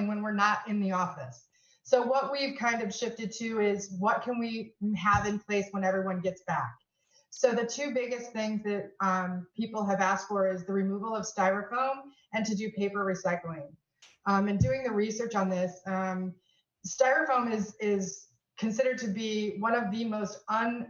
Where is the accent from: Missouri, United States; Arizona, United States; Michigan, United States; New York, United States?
New York, United States; Corning; moved away; I'm originally from Corning, New York